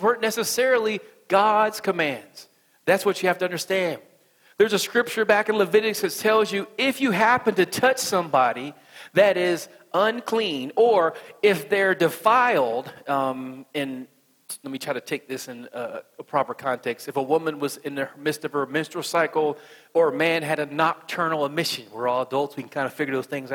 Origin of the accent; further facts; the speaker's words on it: West Virginia, United States; accent: country accent; I'm from West Virginia